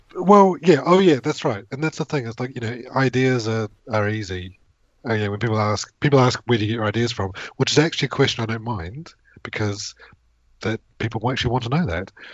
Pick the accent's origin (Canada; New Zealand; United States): New Zealand; moved away as an adult; now in United Kingdom; I grew up in New Zealand